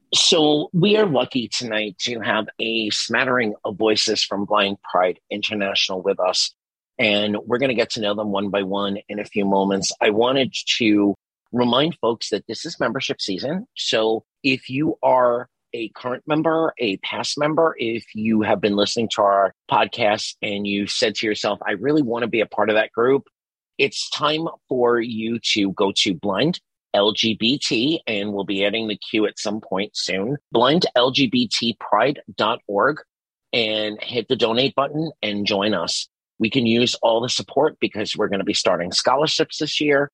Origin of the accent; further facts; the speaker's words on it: New York City, New York, United States; I grew up in Staten Island, New York